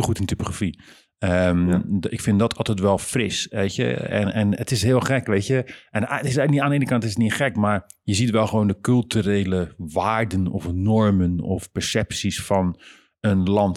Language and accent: Dutch; Rotterdam, South Holland, Netherlands; Dan zijn we niet vanuit Heerlen, maar dan komen we van Rotterdam